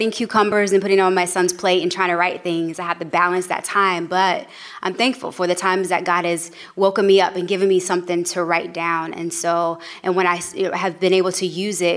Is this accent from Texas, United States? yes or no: no; Kansas City, Missouri, United States; now in Long Beach, United States; currently located in Long Beach, California, originally from Kansas City, Missouri.